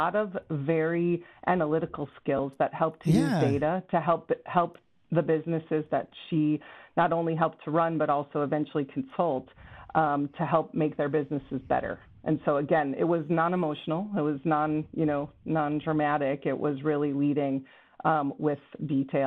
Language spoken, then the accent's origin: English; Chicago, Illinois, United States; also born or lived in Kenosha, Wisconsin; I grew up in the Chicago suburbs. Stayed in Chicago suburbs really until I graduated high school